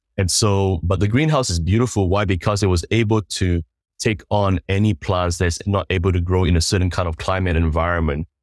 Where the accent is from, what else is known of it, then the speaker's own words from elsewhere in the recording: New Zealand; moved away as an adult; also born or lived in Sandakan, Sabah, Malaysia; now in Singapore; we moved to New Zealand when I was about maybe nine years old. And, uh, so I grew up in New Zealand for about twenty-plus